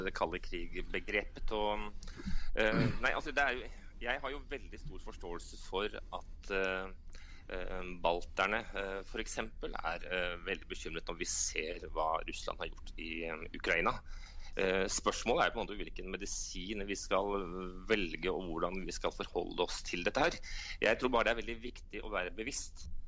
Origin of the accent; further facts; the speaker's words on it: Norway; moved away as an adult; now in Moscow, Russia; Jeg som en nordmann i Moskva